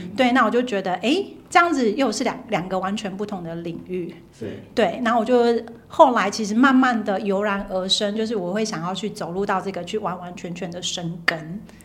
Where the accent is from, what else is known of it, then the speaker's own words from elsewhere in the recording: Taiwan; 因为我们从小在台湾的